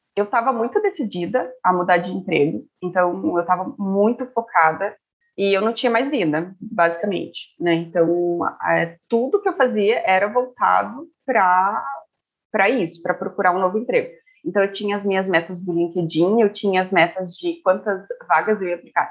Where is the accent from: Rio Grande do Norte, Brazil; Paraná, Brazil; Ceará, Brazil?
Paraná, Brazil; Curitiba; moved away as an adult; now in Estonia; eu sou de Curitiba.